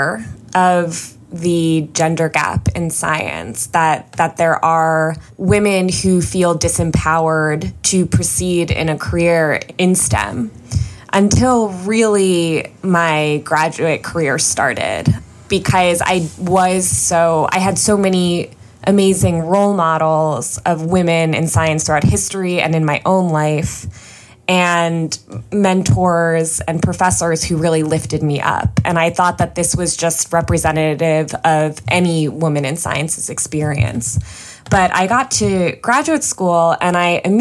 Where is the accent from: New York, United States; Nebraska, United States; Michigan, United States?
New York, United States; suburbs of; I was just in 8th grade and I grew up in the suburbs of New York